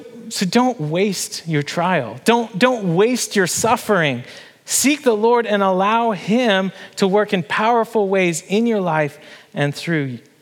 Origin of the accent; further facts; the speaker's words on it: Canada; moved away as an adult; now in Harrisonburg, United States; my home country and my family and my friends